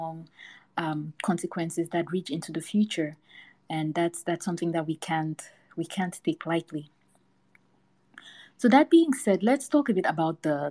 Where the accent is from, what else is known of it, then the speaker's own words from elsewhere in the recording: Cameroon; moved away as an adult; now in United States; I was born and raised in Cameroon, which is a West African country. I only moved to the US when I was 20.